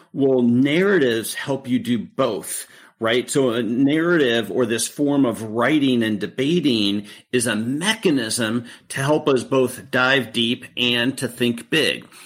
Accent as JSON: {"language": "English", "town": "Beaverton", "region": "Oregon", "country": "United States", "tie": "born or raised there", "said": "I grew up in Beaverton, Oregon"}